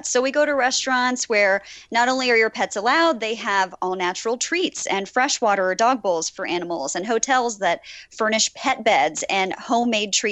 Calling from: Ridgway, Pennsylvania, United States; Uh, Ridgway.

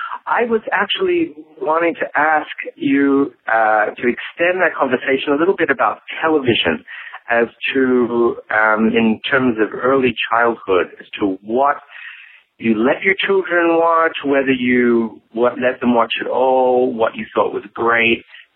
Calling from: New York, United States; I'm calling from New York.

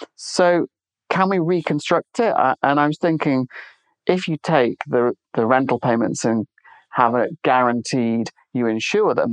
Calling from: Swansea, Wales, United Kingdom; I'm calling from Swansea on the edge of the Gower Peninsula.

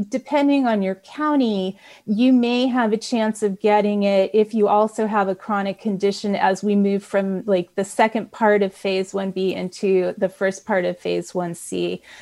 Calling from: Napa, California, United States; Yeah, I'm … from Napa

